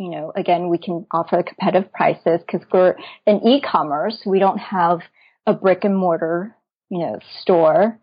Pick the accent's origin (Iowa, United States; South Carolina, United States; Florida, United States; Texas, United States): Texas, United States; Dallas; Dallas is my hometown and I founded Psychochick here in Dallas.